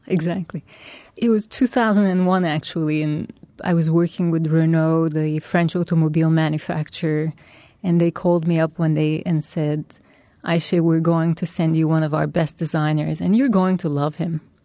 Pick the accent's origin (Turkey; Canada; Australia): Turkey; now in New York, United States; my roots are in Turkey. That's my past. That's why, where I grew up and that's my culture, my family